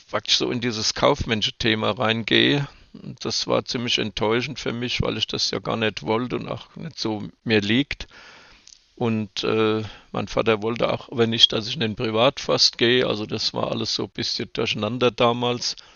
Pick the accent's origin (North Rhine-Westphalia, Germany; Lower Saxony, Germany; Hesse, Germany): Hesse, Germany; Hanau; born there; Tja, ich bin in Hanau geboren und habe mich schon sehr früh für die Jagd interessiert